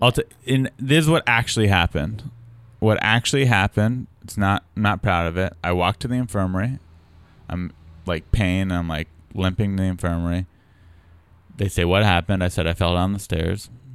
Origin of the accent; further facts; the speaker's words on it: San Diego, California, United States; I was from San Diego